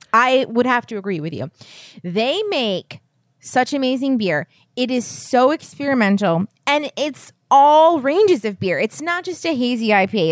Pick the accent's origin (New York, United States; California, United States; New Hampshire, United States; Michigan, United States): New Hampshire, United States; I was born in New Hampshire.